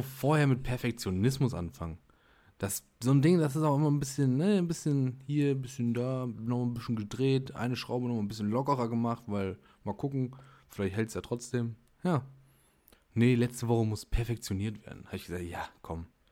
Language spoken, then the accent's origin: German; Germany; wir als Deutsche